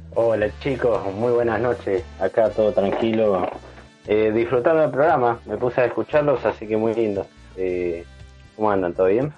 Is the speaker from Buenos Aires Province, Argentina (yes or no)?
no; San Martín de los Andes, Neuquén, Argentina; yo me crié en San Martín de los Andes también, soy de Neuquén y bueno, me crié allá en San Martín.